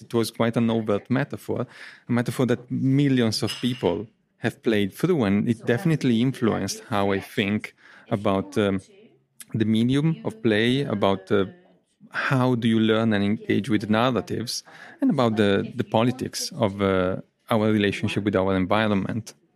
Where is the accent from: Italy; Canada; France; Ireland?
Italy; English is a second language; now in Coventry, United Kingdom; I'm natively from Italy.